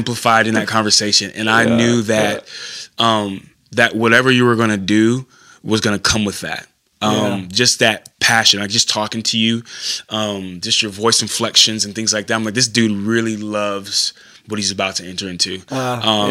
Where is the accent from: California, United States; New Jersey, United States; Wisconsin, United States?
California, United States; moved away as an adult; I'm originally from California, moved out here, went to Simpson College